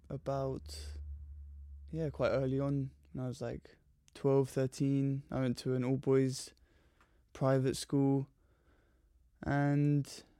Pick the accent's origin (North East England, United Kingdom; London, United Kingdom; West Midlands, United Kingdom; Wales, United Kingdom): London, United Kingdom; I grew up in Surrey in Southwest London and have three brothers and a lovely mother and father, and yeah, very normal suburban upbringing.